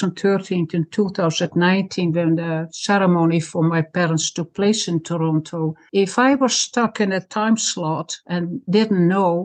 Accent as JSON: {"language": "English", "town": "Zaandijk", "region": "North Holland", "country": "Netherlands", "tie": "born or raised there", "also_born_or_lived": "Friesland (parents)", "moved": "yes", "lives_now": "Canada", "said": "My parents are from Friesland. I'm a Frisian girl, but I was born in Zandijk, the province of North Holland."}